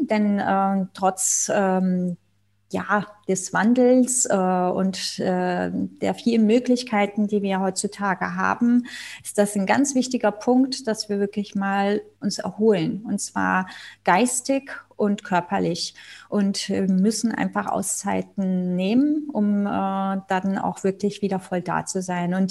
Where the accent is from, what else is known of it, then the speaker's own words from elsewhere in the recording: Spain; ich bin ja Spanierin, äh, in Nordspanien unser, in den Bergen ein, ein äh, ja, Domizil, was ah. unser zweites Zuhause ist.